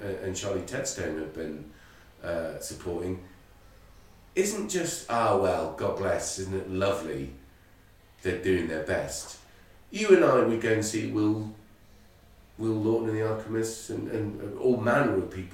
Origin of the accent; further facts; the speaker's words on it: Ireland; I'm Irish